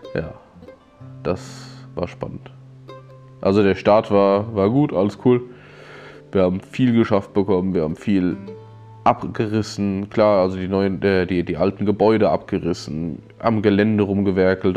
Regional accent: Limburg an der Lahn, Hesse, Germany; ich bin in Limburg geboren

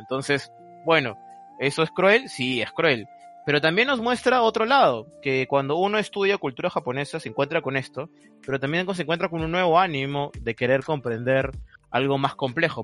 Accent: Peru; yo soy de Perú

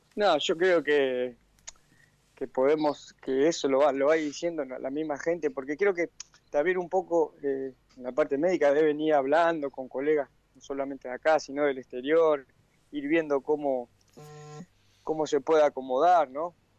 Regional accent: Acebal, Santa Fe, Argentina; moved away; yo tengo mi, domicilio en, mi pueblo, ¿no? En Aceval, en Santa Fe

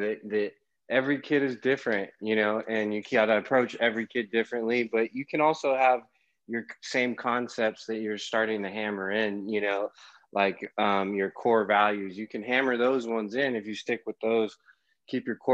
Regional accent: Carlsbad, California, United States; also born or lived in Escondido; grew up in Escondido, Carlsbad area, went to high school at Carlsbad High School

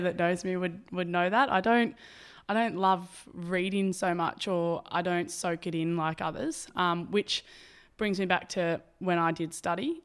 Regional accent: Albury, New South Wales, Australia; moved away as an adult; now in Maroochydore, Australia; I'm from Albury

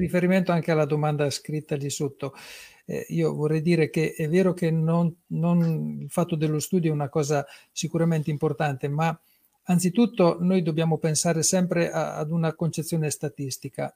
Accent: Fossombrone, Marche, Italy; sono di Fossombrune

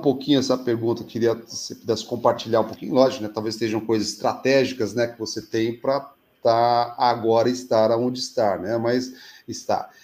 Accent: São Paulo, Brazil; now in Curitiba, Brazil; eu sou paulistano, já estou há 26 anos aqui em Curitiba

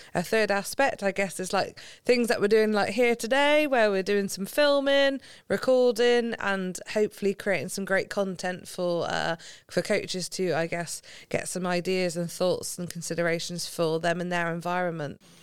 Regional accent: Gloucestershire, South West England, United Kingdom; So I'm from Gloucestershire, in case you can't tell from the accent. I, we grew up on a street

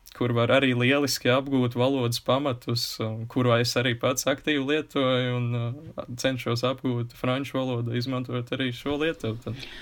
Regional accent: Kuldīga, Kuldīga Municipality, Latvia; accent: Courland (clipped endings); es esmu no kurzemes un kuldīgs, mums ir raksturīgi norautās galotnes

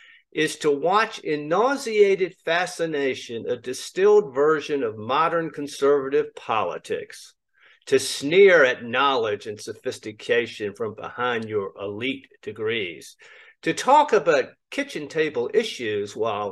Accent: the South, United States; As a Southerner

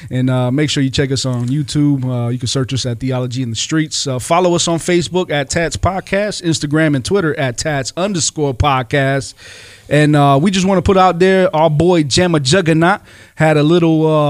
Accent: Rochester, New York, United States; um, born and raised in Rochester, New York.

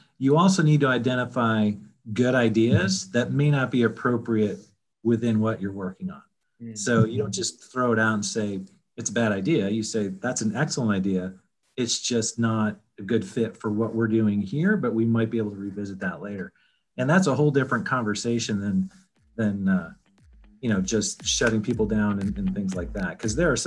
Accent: upstate New York, United States; moved away as an adult; also born or lived in Manhattan, United States; now in Atlanta, United States; I grew up in New York, upstate New York

